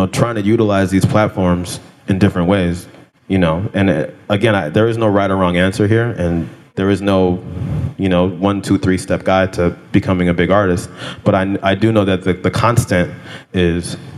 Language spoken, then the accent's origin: English; California, United States; I grew up in California